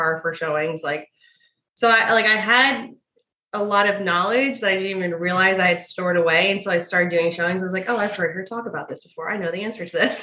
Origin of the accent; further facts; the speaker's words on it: Tampa, Florida, United States; I was born and raised in Tampa. That's where my brokerage is now